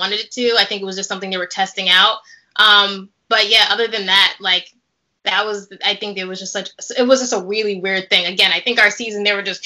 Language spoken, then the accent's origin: English; New York City, New York, United States; now in New Jersey, United States; I'm a city girl. I'm from New York City